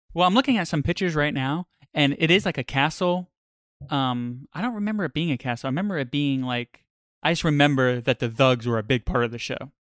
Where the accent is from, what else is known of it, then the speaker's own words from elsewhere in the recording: New York, United States; I grew up in New York